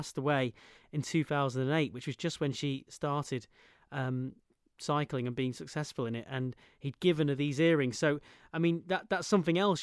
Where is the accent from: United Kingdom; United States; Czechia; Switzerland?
United Kingdom; as a Brit